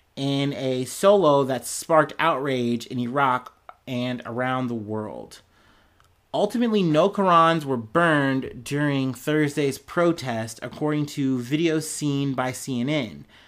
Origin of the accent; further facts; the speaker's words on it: United States; as an American, as a black man, I've seen this happen in my country a lot